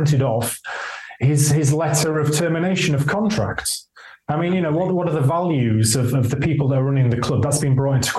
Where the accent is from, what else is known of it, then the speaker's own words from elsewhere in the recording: York, Yorkshire and the Humber, United Kingdom; born and bred in York